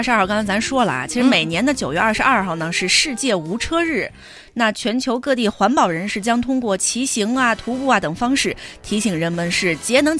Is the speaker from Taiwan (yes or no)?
no; northern China, China; 作为一个北方人，我表示我也不知道。